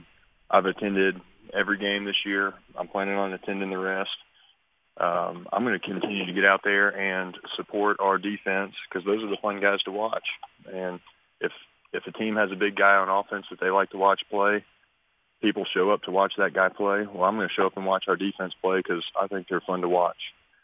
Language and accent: English; Nashville, Tennessee, United States; born and raised in Nashville.